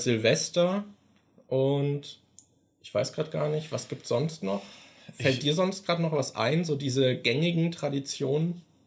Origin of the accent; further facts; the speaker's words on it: Germany; wir sind halt beide in Deutschland aufgewachsen